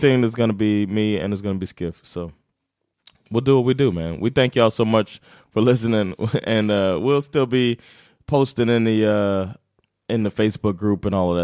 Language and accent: English; Florida, United States; I'm from Florida.